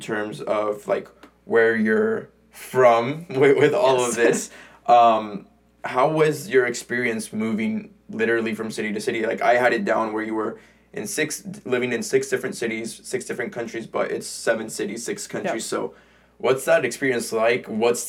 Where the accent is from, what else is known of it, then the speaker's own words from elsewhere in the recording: San Diego, California, United States; I was born in San Diego, like I told you, but to Mexican parents.